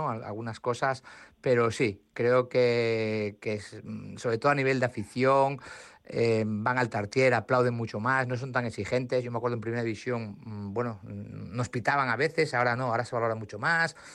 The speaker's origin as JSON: {"language": "Spanish", "region": "Asturias", "country": "Spain", "said": "pero para mí, que soy asturiano, que he sido aficionado al Oviedo"}